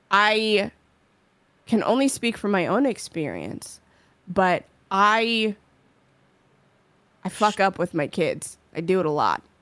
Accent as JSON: {"language": "English", "region": "New York", "country": "United States", "said": "I'm from New York."}